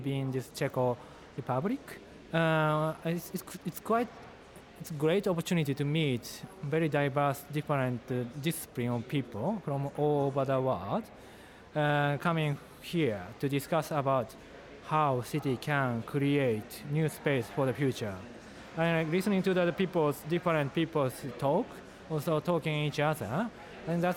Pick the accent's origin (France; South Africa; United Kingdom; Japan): Japan; now in Beijing, China; from Japan